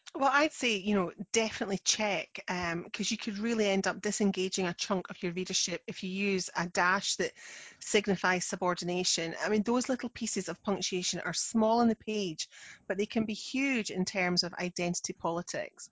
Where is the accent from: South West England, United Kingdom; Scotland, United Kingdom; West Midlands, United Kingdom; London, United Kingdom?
Scotland, United Kingdom; I'm the Scottish one